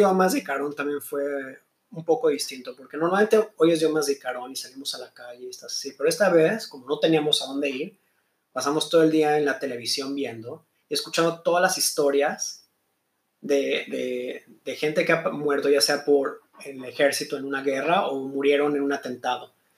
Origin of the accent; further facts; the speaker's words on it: Mexico; now in Israel; yo creciendo en México